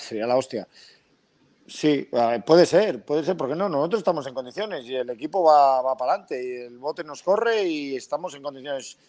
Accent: Pedreña, Cantabria, Spain; yo soy mm. pedreñero por los cuatro costados.

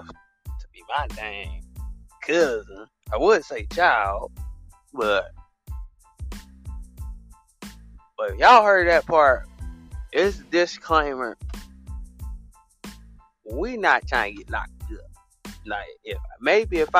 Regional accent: the South, United States

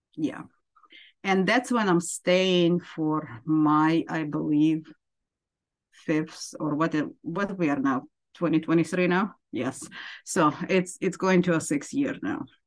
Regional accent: Ukraine; moved away as an adult; now in United States; I am from Ukraine originally, and I immigrated to United States. Uh, just a little bit over 20 years ago

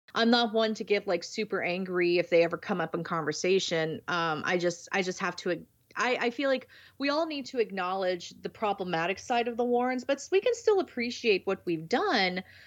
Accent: San Diego, California, United States; I grew up in San Diego, so I mean, I lived 15 minutes, not even 15, maybe five minutes away from the Whaley House

